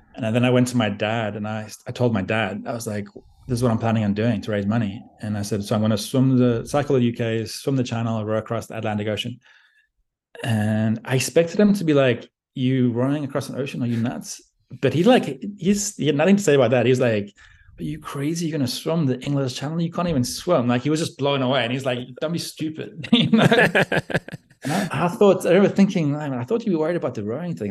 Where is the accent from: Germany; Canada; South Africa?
South Africa; moved away as an adult; also born or lived in Australia / Beijing, China; I grew up in South Africa